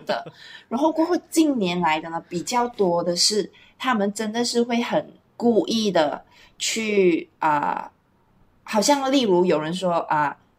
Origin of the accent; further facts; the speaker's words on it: Malaysia; 我们虽然是马来西亚人，可是我们是马来西亚华人啊